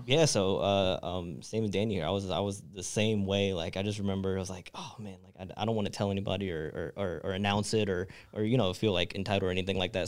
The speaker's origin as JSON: {"language": "English", "town": "Charlotte", "region": "North Carolina", "country": "United States", "tie": "born or raised there", "also_born_or_lived": "Southern California", "moved": "as an adult", "said": "I was born and raised in Charlotte"}